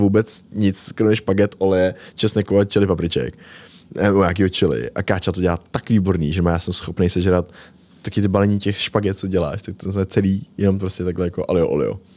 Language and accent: Czech; Most, Ústí nad Labem Region, Czechia; v Mostě jsme chodili z Rage Moderní čínský restaurace